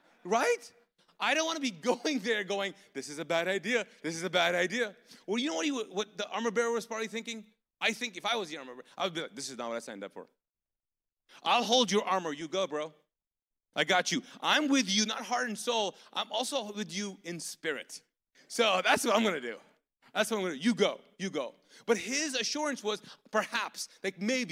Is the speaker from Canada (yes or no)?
no; Pakistan; now in Charlotte, United States; I'm a Pakistani ex-Muslim